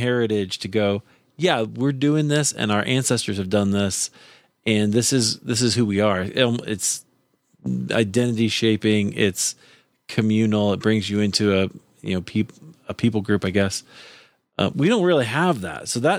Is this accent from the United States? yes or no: yes; Iowa, United States; also born or lived in Chicago; now in Denver, United States; I grew up in Iowa, so you know, thoroughly American, right?